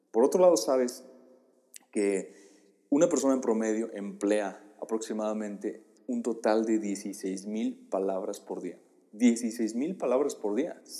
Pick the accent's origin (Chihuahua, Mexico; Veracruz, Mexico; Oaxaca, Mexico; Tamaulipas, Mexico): Oaxaca, Mexico; now in Puebla, Mexico; Eso fue lo que yo eh, atravesé cuando me mudé del estado de Oaxaca al estado de Puebla.